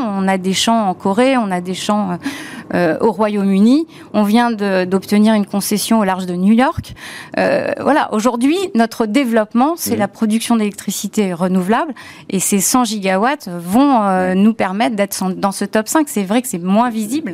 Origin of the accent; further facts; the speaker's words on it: France; Moi, je suis française comme vous